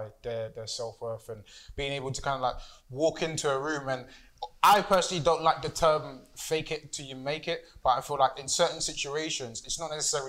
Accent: Nigeria; I'm Nigerian

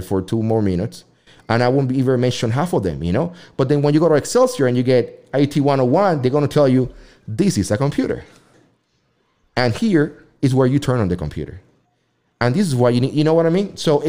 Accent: Puerto Rico; English is a second language; now in United States; I'm from Puerto Rico and I come from a very mixed family

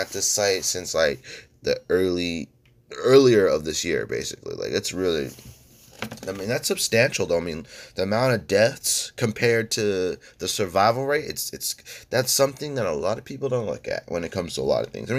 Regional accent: California, United States; I'm strictly a Californian

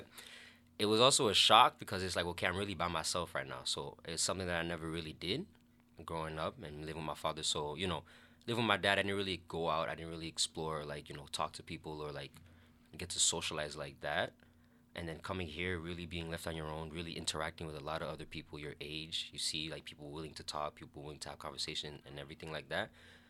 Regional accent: United States; now in Canada; I'm American, even though I'm living here in Canada. And, you know, as Americans, we like to get that little, like, away-from-home experience in university.

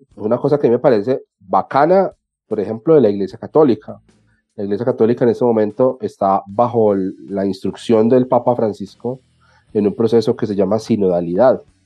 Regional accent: Colombia; aquí en Colombia

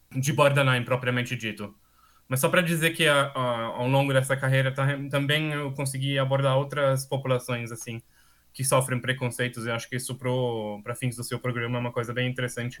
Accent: Austria; Portuguese is a second language; also born or lived in Brazil / Paris; então eu sou austríaco. É, vivi praticamente toda a minha vida na Áustria, com algumas exceções

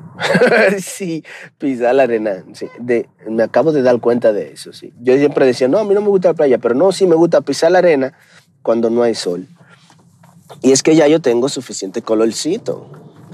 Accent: Dominican Republic; also born or lived in United States; now in Mexico; aunque soy dominicano, vivo en México

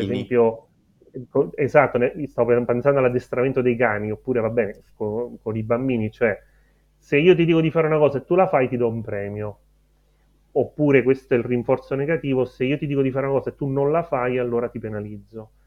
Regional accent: Erice, Sicily, Italy; moved away as an adult; also born or lived in Rome; sono nato a Erice quasi 37 anni fa e ho studiato fisica teorica a Roma

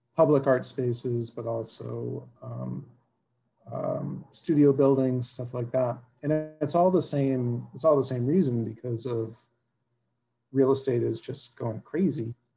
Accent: South Shore, Massachusetts, United States; also born or lived in Quincy, Massachusetts / Brookline, Massachusetts / Jamaica Plain, Boston; now in Somerville, United States; I grew up in the South Shore, and I've been in Somerville since '98.

